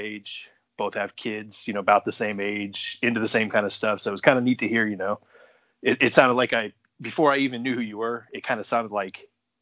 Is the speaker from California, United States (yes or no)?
yes; in the Bay Area, California, United States; now in Ohio/Michigan area, United States; I grew up in California, in the Bay Area.